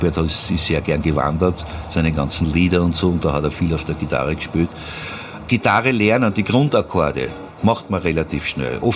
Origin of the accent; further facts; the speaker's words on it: Vienna, Austria; Und irgendwann einmal bin ich dann halt als Wiener natürlich auf die Kontragitarre gekommen.